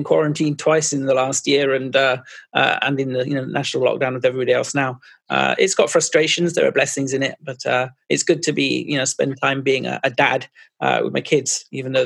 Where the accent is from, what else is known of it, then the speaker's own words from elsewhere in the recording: Forres, Scotland, United Kingdom; also born or lived in Northern Ireland / Malta / Aberdeen; I was born in Forres in Murrayshire near Elgin. I grew up there. My father was in the Air Force, and so we travelled a bit. So we were in Northern Ireland and Malta. But most of my childhood and teenage years were in Scotland.